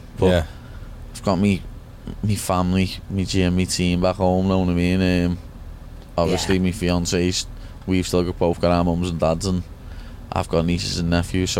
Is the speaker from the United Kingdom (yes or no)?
yes; Liverpool, North West England, United Kingdom; This is me home from home, and I'm went away from Liverpool.